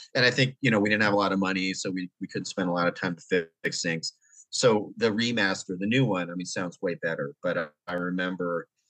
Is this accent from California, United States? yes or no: yes; Oakland, California, United States; originally I'm from the Bay Area, uh, Oakland, San Francisco Bay Area